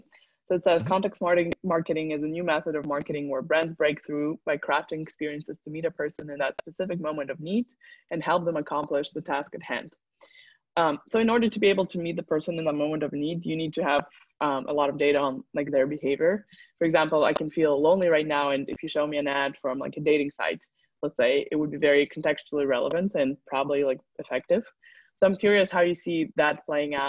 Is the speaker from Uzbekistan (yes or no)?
yes; Uzbekistan; I come from Uzbekistan